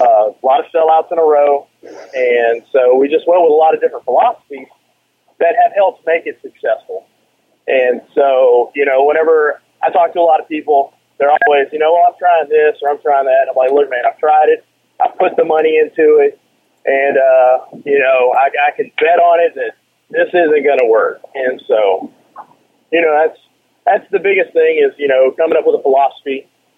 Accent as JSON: {"language": "English", "region": "South Louisiana", "country": "United States", "tie": "born or raised there", "moved": "as an adult", "lives_now": "Texas, United States", "said": "I grew up in South Louisiana, and I went with my dad to the local Civic Auditorium"}